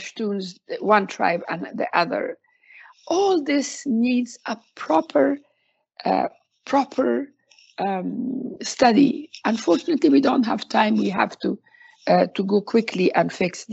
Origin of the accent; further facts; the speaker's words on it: Afghanistan; I was born and brought up in Afghanistan